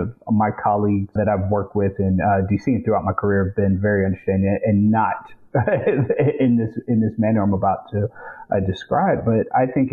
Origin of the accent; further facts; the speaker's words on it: Lexington, South Carolina, United States; my hometown, Lexington, the district we're